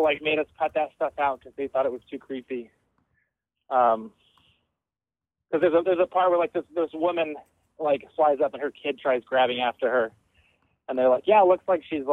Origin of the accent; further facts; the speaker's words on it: Denver, Colorado, United States; I'm from Denver too